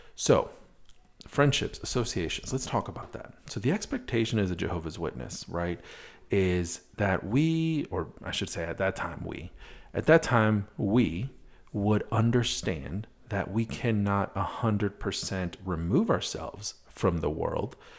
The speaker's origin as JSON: {"language": "English", "region": "Wisconsin", "country": "United States", "also_born_or_lived": "Madison, Wisconsin", "moved": "yes", "said": "I'm from Wisconsin originally."}